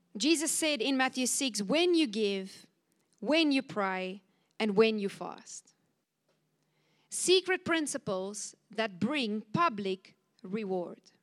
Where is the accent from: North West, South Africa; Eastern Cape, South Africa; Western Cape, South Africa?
Western Cape, South Africa; Cape Town; I come from Cape Town